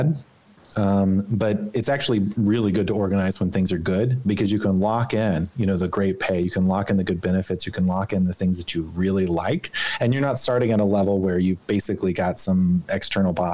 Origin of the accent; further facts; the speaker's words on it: Arkansas, United States; moved away; when I grew up in Arkansas